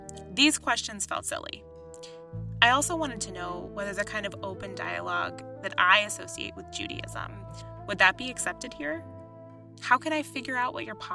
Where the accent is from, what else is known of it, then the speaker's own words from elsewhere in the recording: East Coast, United States; moved away as an adult; also born or lived in Washington, D.C.; now in Chicago, United States; I grew up on the East Coast, going to synagogue and going to Sunday school